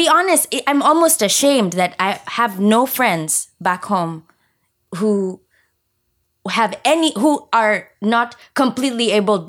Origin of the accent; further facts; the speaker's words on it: Kenya; now in United States; I'm from Kenya, and where I'm from, maybe because it's a third world country, the people who use wheelchairs have a really hard time.